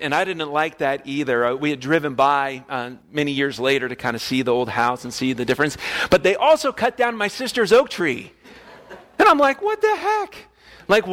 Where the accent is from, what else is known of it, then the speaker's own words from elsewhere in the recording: West Palm Beach, Florida, United States; moved away as an adult; now in Kansas, United States; I grew up in West Palm Beach, Florida. I lived in the same house for all 18 years.